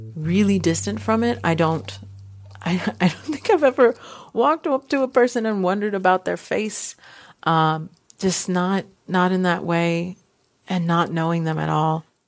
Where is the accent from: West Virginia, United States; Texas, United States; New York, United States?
Texas, United States; Houston; now in Seattle, United States; born and raised in Houston, Texas. I'm currently in Seattle.